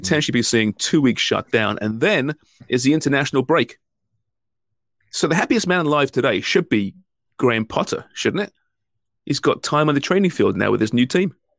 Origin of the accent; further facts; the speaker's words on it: England, United Kingdom; now in Canada; I'm English